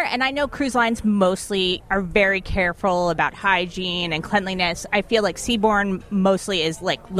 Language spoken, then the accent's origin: English; Jersey Shore, New Jersey, United States; moved away; I am originally from Jersey Shore.